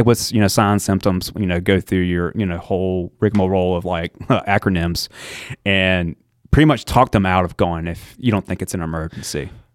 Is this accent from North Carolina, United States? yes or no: yes; Ayden, North Carolina, United States; moved away as an adult; also born or lived in Birmingham, Alabama; now in Chapel Hill, United States; all my life, Greenville, I think there was two months of my life actually moved down to Alabama.